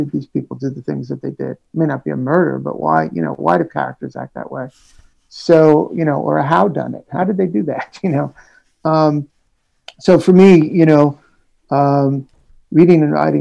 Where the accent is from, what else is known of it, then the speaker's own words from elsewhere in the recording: New York City, New York, United States; I was, yeah, in Jackson Heights, you know, and then moved, grew up in Jackson